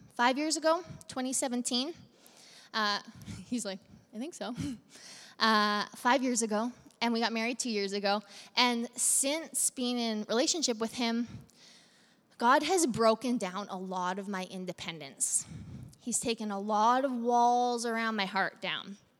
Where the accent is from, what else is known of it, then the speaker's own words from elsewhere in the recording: Central Alberta, Canada; now in Medicine Hat, Canada; We're from Central Alberta.